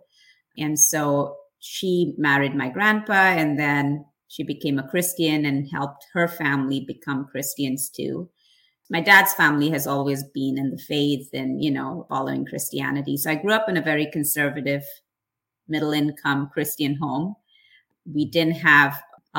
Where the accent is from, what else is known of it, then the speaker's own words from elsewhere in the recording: Chennai, Tamil Nadu, India; also born or lived in Tiruchirappalli, India; now in United States; I was born in India in a little town called Trichy in South India. And I then moved to Chennai, which is one of the four metropolitan cities in India. And so most of my time in India was spent in Chennai.